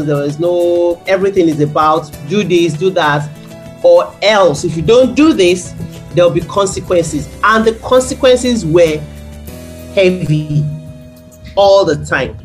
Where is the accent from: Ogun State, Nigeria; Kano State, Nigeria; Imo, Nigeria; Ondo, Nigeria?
Ogun State, Nigeria; Abeokuta; growing up in Abeokuta